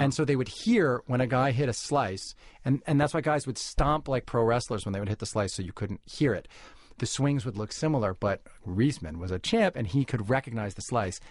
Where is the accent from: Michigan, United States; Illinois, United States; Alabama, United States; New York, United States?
New York, United States; New York City; I was born in New York City to a cigar-smoking Jewish music publisher father